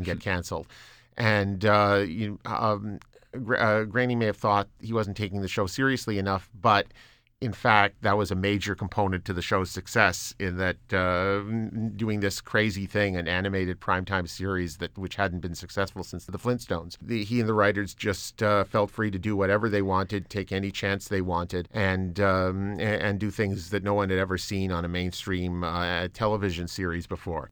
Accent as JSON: {"language": "English", "country": "Canada"}